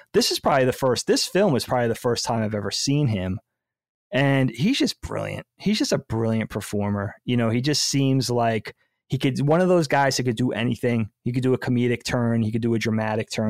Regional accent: United States; we are American

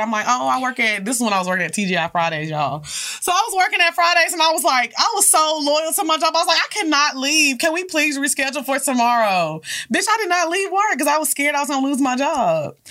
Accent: Orange, Texas, United States; also born or lived in Houston; I grew up in Orange

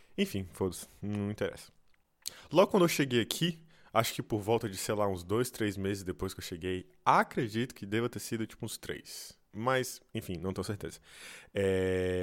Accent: Brasília, Federal District, Brazil; moved away; eu sou de Brasília

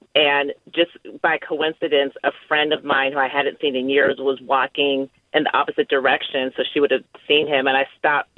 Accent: Bay Area, California, United States; I grew up in the Bay Area in the '90s

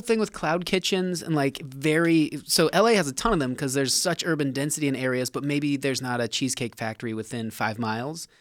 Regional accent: Nevada, United States; I'm from Nevada

